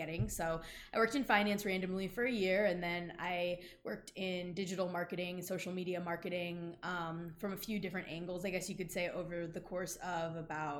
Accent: South Bend, Indiana, United States; I was born and raised in the Midwest

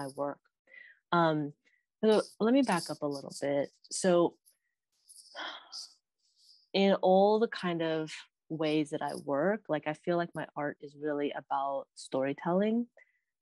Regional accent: Stockton, California, United States; I grew up in the Central Valley of California, where I've been like raised

